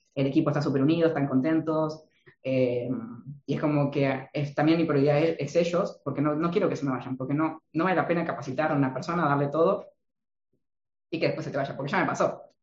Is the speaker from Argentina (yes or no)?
yes; Argentina; yo vengo de Argentina